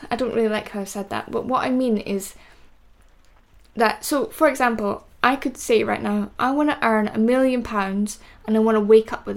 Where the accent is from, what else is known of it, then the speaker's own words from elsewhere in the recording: Scotland, United Kingdom; I'm Scottish